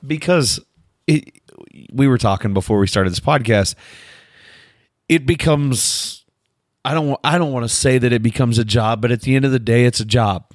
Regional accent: United States; I'm from America.

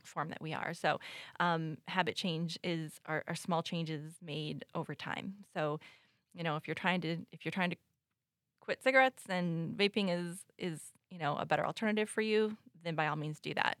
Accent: United States; moved away; I grew up in the Quad Cities, but I moved away, um, for twenty-five years

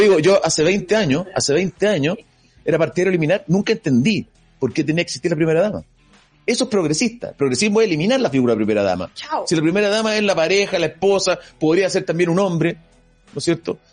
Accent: Chile; soy chileno, eh, quiero mi país

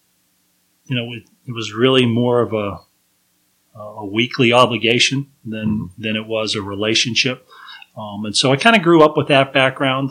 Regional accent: Level Green, Pennsylvania, United States; I was born and raised really in Level Green, Pennsylvania, which is a small town probably 20 miles east of Pittsburgh

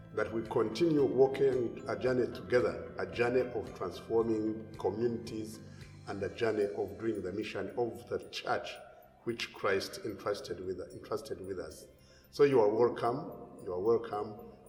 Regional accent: Western Region, Uganda; We come from Uganda, extreme southwest of Uganda, at the borders with Congo and Rwanda

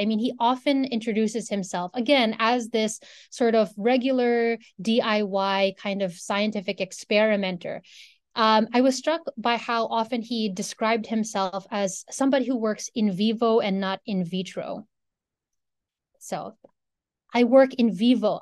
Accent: Philippines; moved away as an adult; now in Ann Arbor, United States; I'm a Filipino person. That's where I grew up

